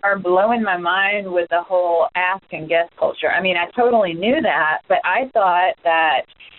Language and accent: English; Atlanta, Georgia, United States; I'm from Atlanta